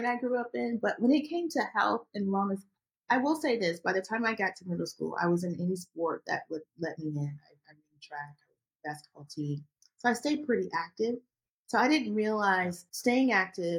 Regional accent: Augusta, Georgia, United States; I grew up in Georgia, Augusta, Georgia

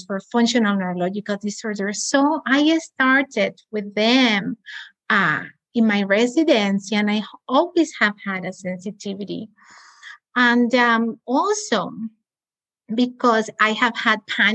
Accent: Cuba; also born or lived in Spain; now in United States; I'm also from Cuba.

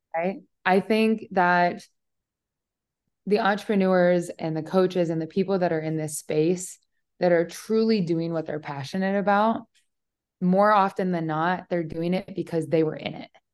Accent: Omaha, Nebraska, United States; moved away; also born or lived in Austin, Texas; I was living in Austin, Texas at the time. I'm from Omaha, Nebraska, so very big life shift there.

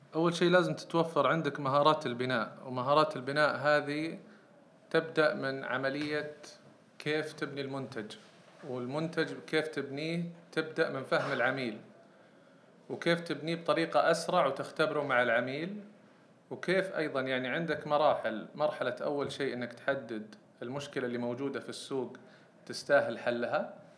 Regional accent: Saudi Arabia; عندنا في السعودية

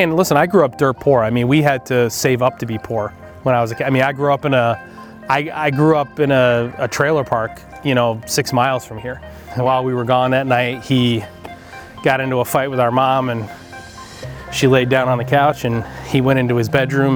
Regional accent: Groton, New York, United States; also born or lived in Dallas, Texas; We moved to upstate New York from Dallas when I was six, so my mom could run a bar and restaurant in upstate in this town called Groton

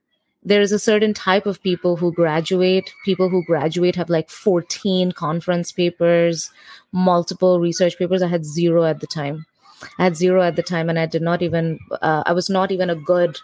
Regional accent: India; moved away as an adult; now in New York City, United States; as an Indian student

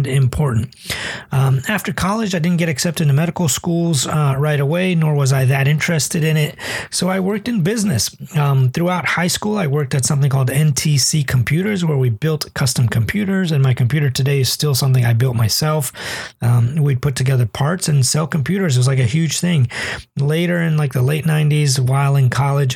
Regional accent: Toledo, Ohio, United States; first language English; I grew up in Toledo, Ohio

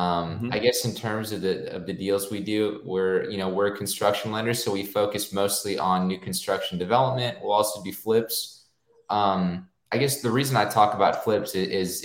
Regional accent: Corpus Christi, Texas, United States; moved away as an adult; now in Austin, United States; I was born and raised in Corpus Christi, which is on the Gulf Coast, Texas Gulf Coast, 2 hours south of San Antonio

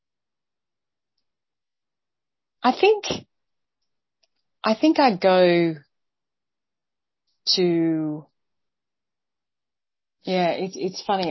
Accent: Australia; moved away as an adult; I'm outrageously Australian, although I've spent 25 years not living here.

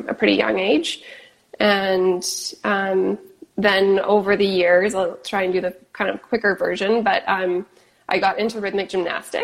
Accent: Kelowna, British Columbia, Canada; moved away as an adult; now in Los Angeles, United States; I grew up in Kelowna, BC, which is in Canada

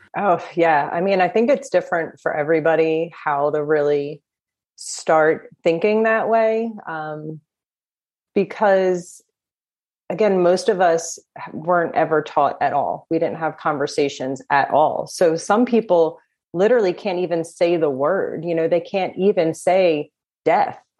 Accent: New Jersey, United States; I am from New Jersey

